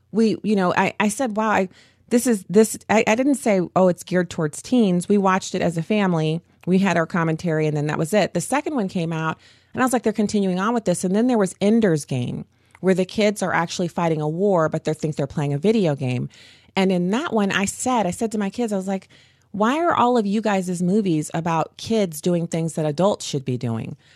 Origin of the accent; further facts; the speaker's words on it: Germany; I knew growing up in Germany that we were in a Cold War